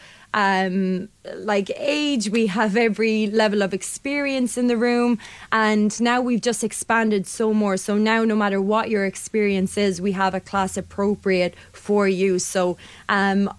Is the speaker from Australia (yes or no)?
no; Limerick, Munster, Ireland; also born or lived in London; I'm from Limerick. I'd spent a lot of time living abroad in London, moved back